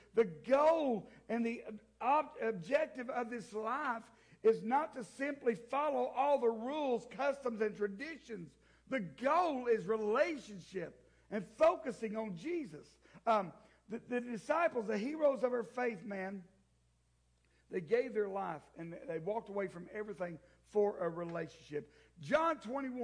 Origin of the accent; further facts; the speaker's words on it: the South, United States; I grew up in the South. I am one of those. I am proud to be Southern.